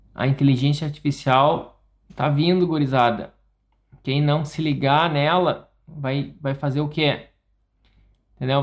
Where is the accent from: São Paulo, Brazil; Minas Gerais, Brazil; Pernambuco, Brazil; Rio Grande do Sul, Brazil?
Rio Grande do Sul, Brazil; interior of; now in Porto Alegre, Brazil; eu sou do interior do estado, do Rio Grande do Sul. Eu me mudei para Porto Alegre